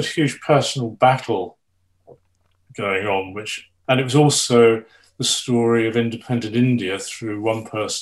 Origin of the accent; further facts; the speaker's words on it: Petersfield, South East England, United Kingdom; I was brought up just outside Petersfield